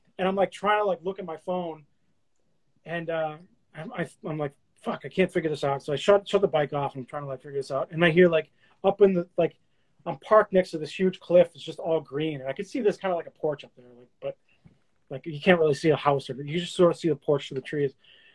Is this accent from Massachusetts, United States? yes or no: yes; Boston, Massachusetts, United States; I'm like, yeah, I'm from Boston. I'm living in Boston.